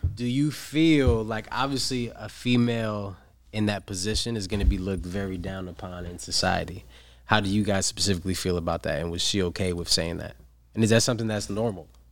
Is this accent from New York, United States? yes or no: yes; New York, United States; now in San Diego, United States; I'm from New York, but I currently do live here in San Diego.